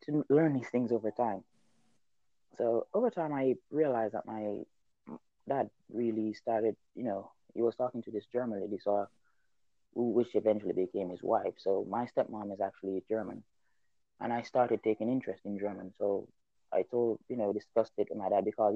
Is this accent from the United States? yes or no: no; Clarendon, Jamaica; first language Jamaican Patois; I am from Jamaica. I'm a natural bilingual. I speak two languages naturally from birth, Patois and English. Okay, so when I was growing up in the countryside